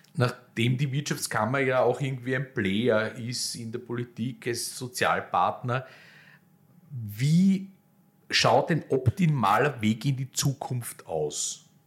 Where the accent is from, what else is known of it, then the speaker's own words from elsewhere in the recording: Vienna, Austria; als Wiener